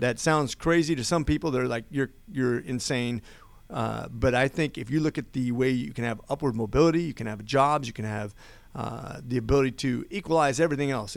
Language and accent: English; Oregon, United States; also born or lived in Las Vegas, Nevada; I was born in Vegas. My dad was a deputy sheriff. We soon moved to Oregon, and I grew up, uh, in a single parent family